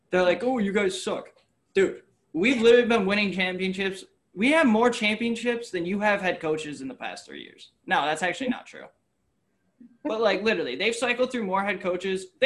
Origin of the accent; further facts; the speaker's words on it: Syracuse, New York, United States; Like I'm from Syracuse